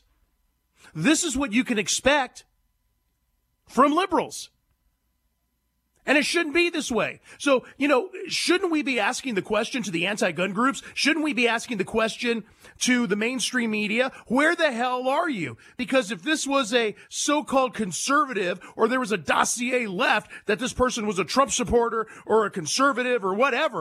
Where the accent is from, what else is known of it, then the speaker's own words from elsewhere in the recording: San Joaquin Valley, California, United States; moved away as an adult; also born or lived in San Diego, California; I'm from California. Born and raised, baby. San Joaquin Valley, then later San Diego